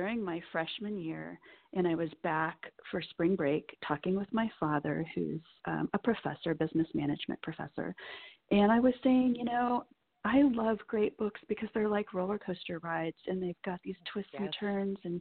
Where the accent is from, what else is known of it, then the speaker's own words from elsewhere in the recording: Nebraska, United States; I grew up in Nebraska